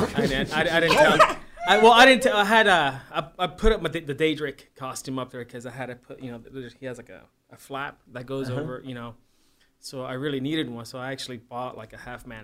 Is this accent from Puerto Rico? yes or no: yes; Puerto Rico; moved away; I'm from Puerto Rico. I was born there